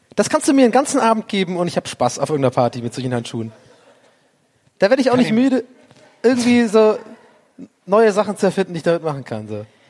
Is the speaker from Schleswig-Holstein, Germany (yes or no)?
no; Cologne, North Rhine-Westphalia, Germany; als Kölner